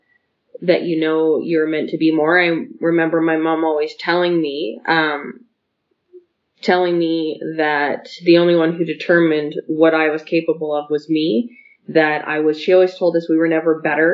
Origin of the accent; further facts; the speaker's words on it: Calgary, Alberta, Canada; we grew up in Calgary housing